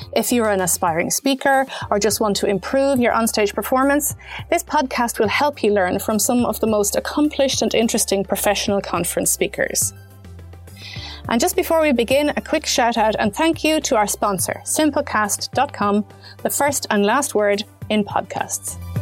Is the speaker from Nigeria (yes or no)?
no; Ireland; also born or lived in Germany; as an Irish person